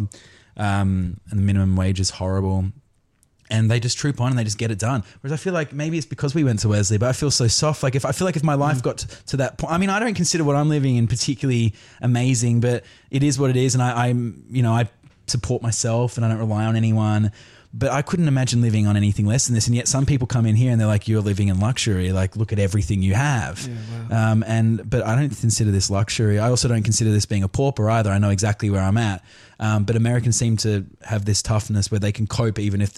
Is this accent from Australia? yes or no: yes; Australia; moved away as an adult; also born or lived in London, United Kingdom; now in Los Angeles, United States; I was born in England, and then we came to Australia when I was 5, did primary school, secondary school, went, I moved back to England, came back